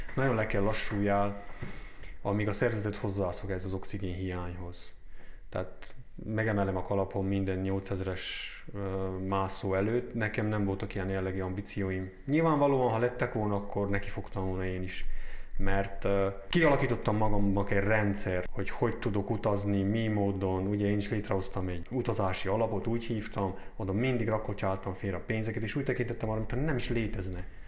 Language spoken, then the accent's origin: Hungarian; Romania; also born or lived in Kurdistan; ebbe az országba élve nem kiabáljuk nagy dobbal, hogy románok vagyunk, vagy román állampolgárok vagyunk